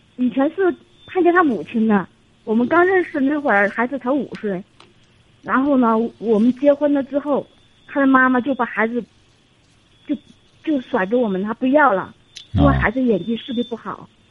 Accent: Sichuan, China; 我是四川的

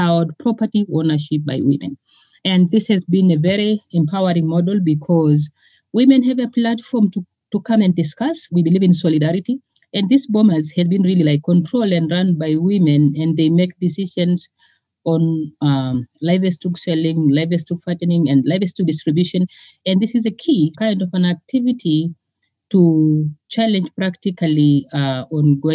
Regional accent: Northern Tanzania, Tanzania; I grew up in a patriarchy society in Northern Tanzania.

